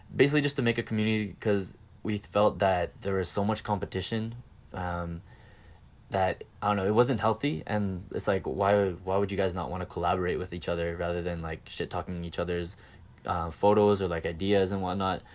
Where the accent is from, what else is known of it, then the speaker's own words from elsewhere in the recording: Calgary, Alberta, Canada; accent: Canadian; I'm from Calgary, Canada.